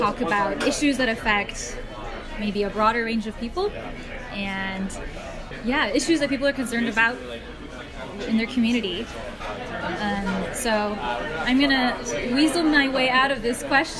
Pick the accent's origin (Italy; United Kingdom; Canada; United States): United States; Bay Area, California; I grew up in the Bay Area